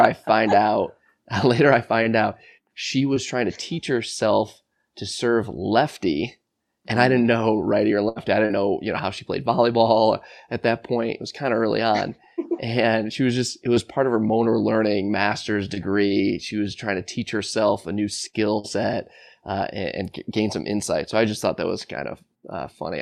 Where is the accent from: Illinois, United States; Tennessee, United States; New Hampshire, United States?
Illinois, United States; Buffalo Grove; grew up uh, Buffalo Grove, Illinois, a northwest suburb of Chicago